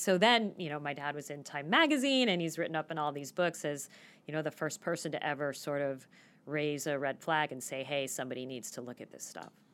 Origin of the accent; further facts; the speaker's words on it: Phoenix, Arizona, United States; I grew up in Phoenix and I never got to shovel snow.